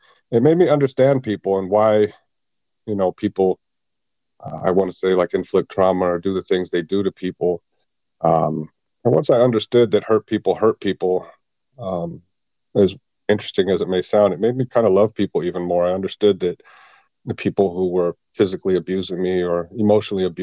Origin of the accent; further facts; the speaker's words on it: Tustin, California, United States; also born or lived in Halifax, Nova Scotia, Canada; I grew up in Tustin, California.